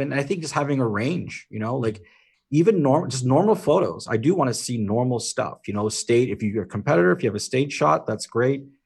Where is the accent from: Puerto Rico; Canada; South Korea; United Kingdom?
Canada; being Canadian